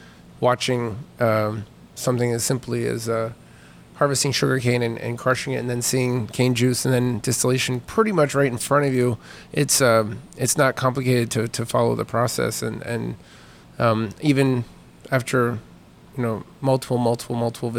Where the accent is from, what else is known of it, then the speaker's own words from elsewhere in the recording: Maine, United States; I grew up in Maine